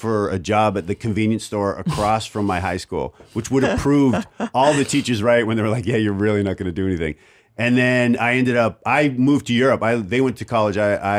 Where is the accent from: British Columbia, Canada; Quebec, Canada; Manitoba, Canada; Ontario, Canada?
Ontario, Canada; Oshawa; I'm from a really small, I'm basically from Windsor, only on the other side.